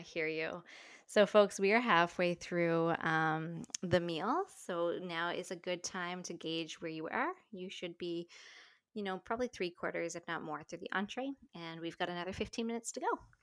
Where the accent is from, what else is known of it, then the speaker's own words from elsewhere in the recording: St. John's, Newfoundland and Labrador, Canada; now in Ontario, Canada; my hometown of Saint John's, Newfoundland